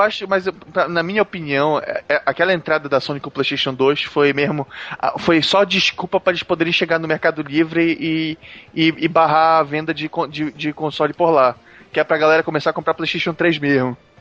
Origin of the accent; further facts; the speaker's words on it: Brazil; a gente, como brasileiro